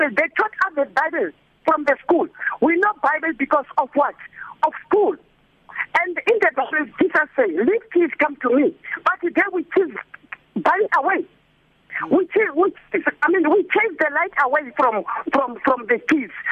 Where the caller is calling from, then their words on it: Diepkloof, Gauteng, South Africa; from Diepkloof.